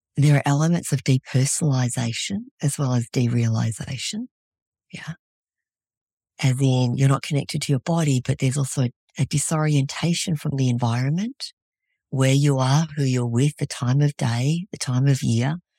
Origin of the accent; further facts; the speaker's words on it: Australia; moved away as an adult; also born or lived in Vietnam; now in Fairbanks, United States; I was born in Vietnam, raised in Australia, and these days I live in Fairbanks, Alaska